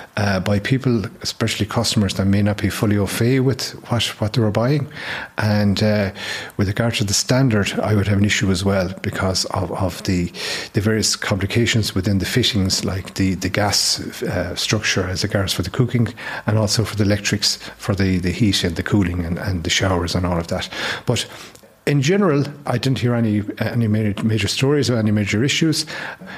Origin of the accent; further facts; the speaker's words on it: Mayo, Connacht, Ireland; I'm from Mayo, and I have relatives in Achill